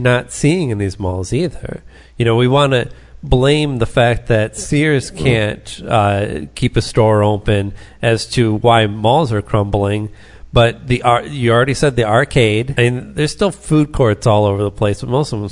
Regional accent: Taylor, Michigan, United States; I lived down the road from the mall that I grew up near in Taylor, the Southland Mall

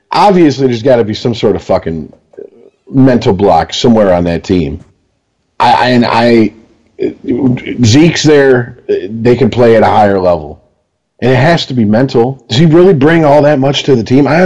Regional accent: Detroit, Michigan, United States; we're all from Detroit or the Detroit area if you want to get right down to it.

